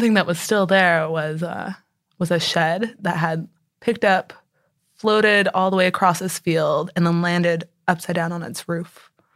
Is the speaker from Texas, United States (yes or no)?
yes; San Antonio, Texas, United States; moved away as an adult; also born or lived in Connecticut; now in Houston, United States; I grew up in San Antonio